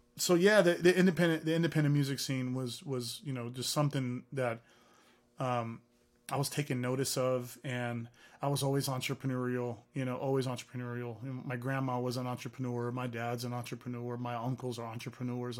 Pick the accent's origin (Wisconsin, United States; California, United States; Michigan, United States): California, United States; Hayward; first language Arabic; English is a second language; also born or lived in San Francisco, California / San Leandro, California; growing up in the streets of Hayward, California